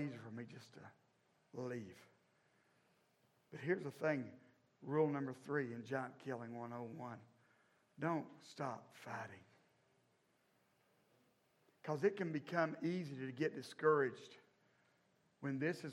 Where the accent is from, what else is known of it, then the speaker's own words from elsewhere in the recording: the South, United States; I grew up in the South, born and raised in this place.